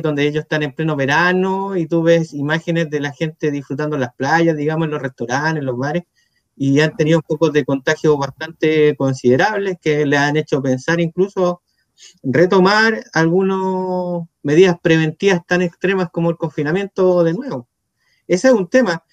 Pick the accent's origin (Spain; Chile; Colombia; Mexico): Chile; Villa Alemana, Valparaíso; yo soy de acá, de Villa Alemana